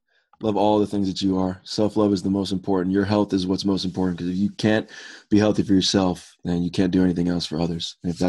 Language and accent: English; Boulder, Colorado, United States; I'm not a Buffs fan. I'm not a Boulder fan. I'm from Boulder.